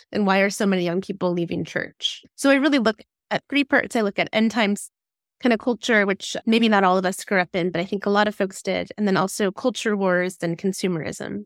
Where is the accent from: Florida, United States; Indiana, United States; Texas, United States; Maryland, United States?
Indiana, United States; Fort Wayne; moved away as an adult; now in Seattle, United States; I grew up in Fort Wayne, Indiana, and then moved out to Seattle about twenty years ago.